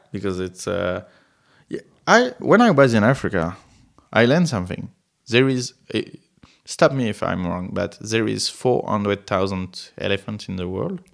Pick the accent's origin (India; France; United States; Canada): France; English is a second language; I'm from France